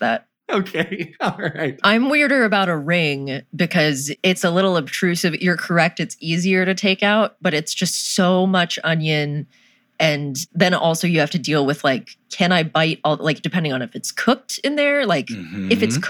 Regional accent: North Carolina, United States; I'm from North Carolina

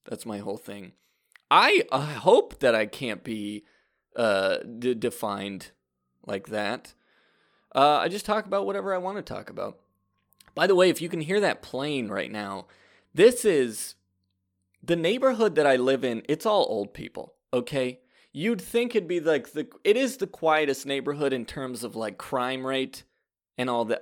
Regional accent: Fresno, California, United States; I grew up in Fresno, California

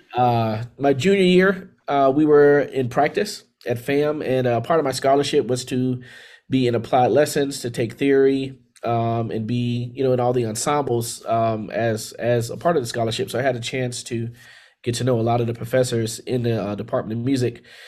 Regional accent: Miami, Florida, United States; also born or lived in Tallahassee, Florida; I'm from Miami, Florida. So I was born and raised in Miami, Florida, and uh, did all my schooling there um, from K through 12

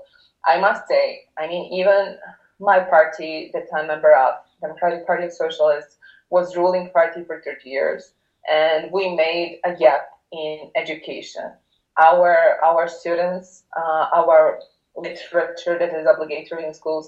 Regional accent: Pljevlja, Pljevlja Municipality, Montenegro; my favorite place in Montenegro is my hometown, Pjevlja.

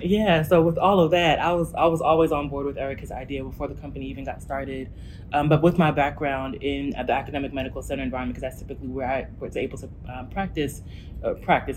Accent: New Jersey, United States; moved away as an adult; now in Memphis, United States; I'm originally from New Jersey, um, and my family's been in Memphis for about 10 years

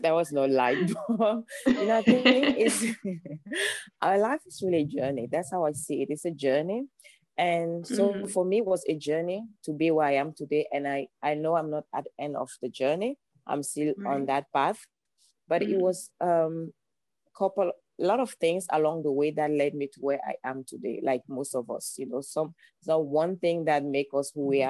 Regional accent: Cameroon; English is a second language; moved away as an adult; now in Los Angeles, United States; I'm originally from Cameroon. That's why you have this beautiful accent. I moved into Los Angeles almost 5 years ago now.

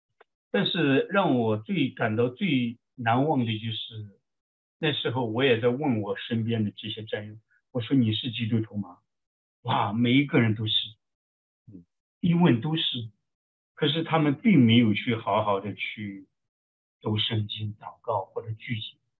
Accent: China; now in United States; 像我从国内来的。

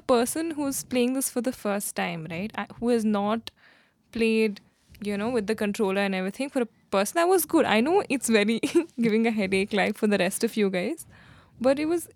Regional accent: India; being an Indian

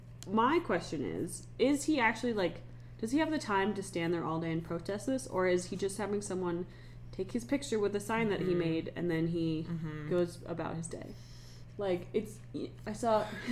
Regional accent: Summit Cove, Colorado, United States; growing up in Summit Cove

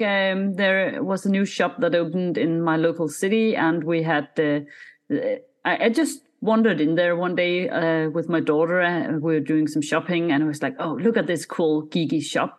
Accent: Denmark; first language Danish; English is a second language

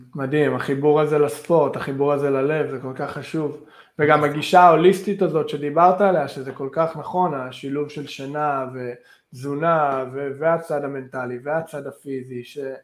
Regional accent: Vancouver, British Columbia, Canada; moved away as an adult; now in Israel; אני אישית מקנדה, מוונקובר

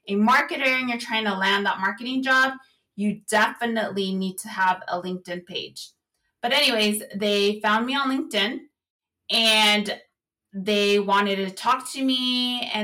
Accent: Central Valley, California, United States; moved away as an adult; also born or lived in Salinas, California / San Luis Obispo, California; I'm from the Central Valley

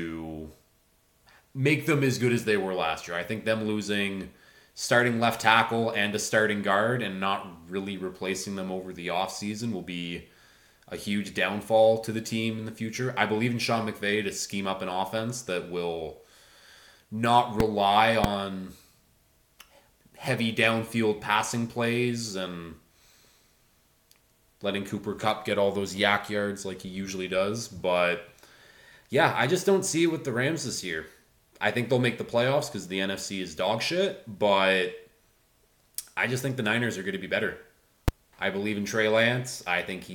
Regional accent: Canada; growing up, I was a hockey player. I'm from Canada. That's what we do here

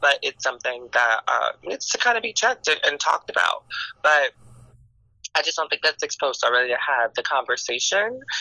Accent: Miami, Florida, United States; now in Washington, D.C., United States; I am from Miami, but I have transplanted myself into D.C.

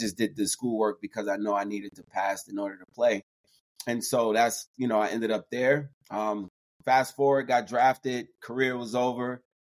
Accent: New York City, New York, United States; moved away as an adult; also born or lived in West Virginia / Brooklyn, New York / Los Angeles, California; I am a former NFL football player. I'm originally from New York City. Grew up in Queens, New York.

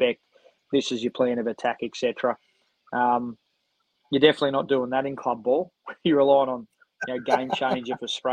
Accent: Sydney, New South Wales, Australia; manage my hometown ABL team

